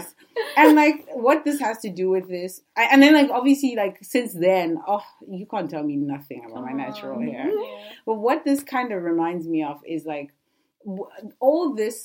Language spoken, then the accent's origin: English; Zimbabwe; I grew up in Zimbabwe